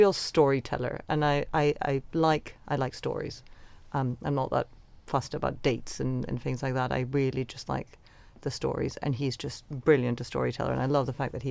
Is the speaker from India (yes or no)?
no; Venezuela; now in London, United Kingdom; the world that I grew up in Venezuela